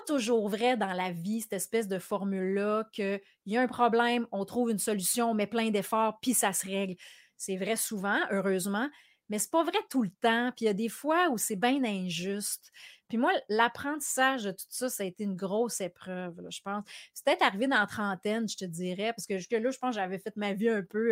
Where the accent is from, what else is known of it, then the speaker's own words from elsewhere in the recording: Quebec City, Quebec, Canada; quand j'étais petite à Québec